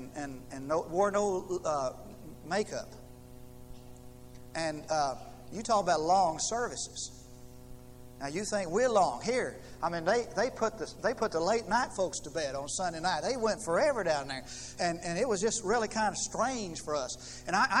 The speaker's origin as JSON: {"language": "English", "country": "United States", "moved": "yes", "said": "I came from Knox County"}